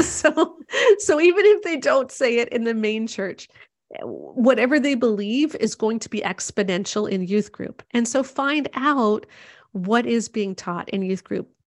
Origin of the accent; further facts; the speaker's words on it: Canada; I'm Canadian